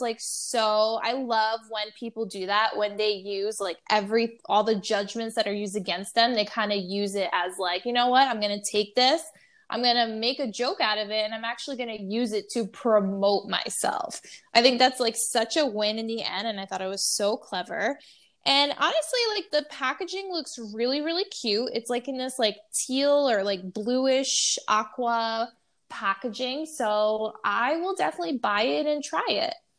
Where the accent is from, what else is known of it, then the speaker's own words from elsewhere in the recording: New York, United States; being a New Yorker.